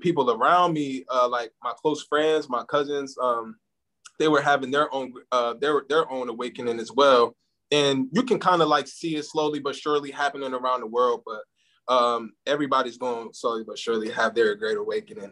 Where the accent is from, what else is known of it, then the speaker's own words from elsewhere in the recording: New Jersey, United States; also born or lived in Camden, New Jersey / Willingboro, New Jersey; now in Atlanta, United States; I'm from New Jersey. So Camden, New Jersey. I'm from Willenboro. Shout out to the 609.